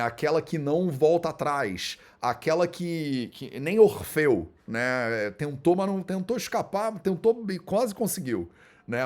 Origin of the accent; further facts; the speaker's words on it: Brazil; como brasileiros